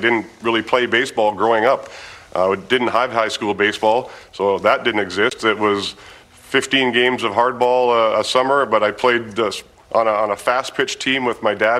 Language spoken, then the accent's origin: English; Canada; As a Canadian, it was a proud moment for me to represent my country